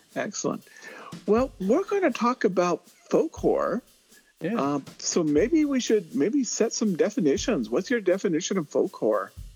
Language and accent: English; Ventura, California, United States; I grew up in Ventura, California, Ventura County